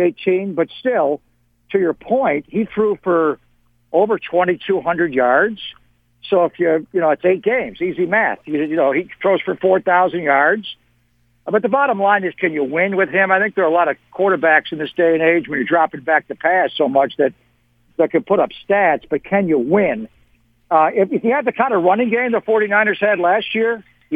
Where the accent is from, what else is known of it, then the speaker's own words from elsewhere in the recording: Buffalo, New York, United States; I grew up in Buffalo